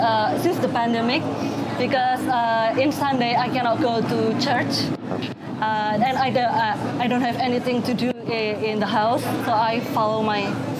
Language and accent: English; Yogyakarta, Special Region of Yogyakarta, Indonesia